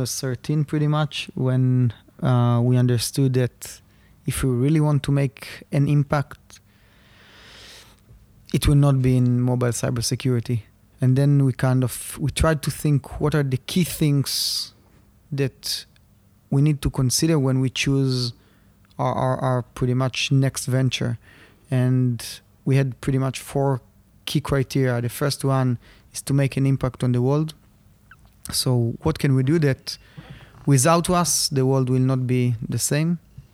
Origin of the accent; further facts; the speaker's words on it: Rishon LeZion, Central District, Israel; English is a second language; So I was born in Rishon LeZion, about 20 minutes south of Tel Aviv. Was studying in the Gimnasia Realit, which is, I would say, probably the most famous high school in Rishon.